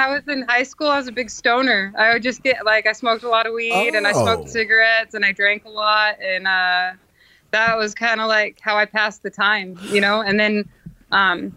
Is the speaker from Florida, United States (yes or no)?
no; Alaska, United States; moved away; I grew up in Alaska